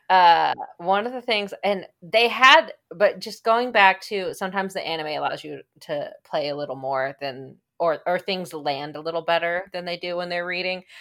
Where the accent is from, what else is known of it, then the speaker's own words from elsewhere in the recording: Kansas City, Missouri, United States; We're from Kansas City